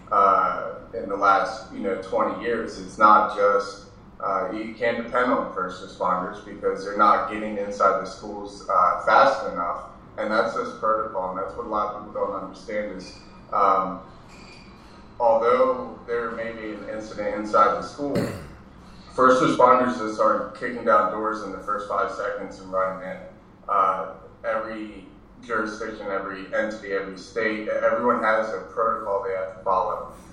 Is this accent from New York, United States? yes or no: no; Maryland, United States; moved away as an adult; now in Southern California, United States; because I'm from Maryland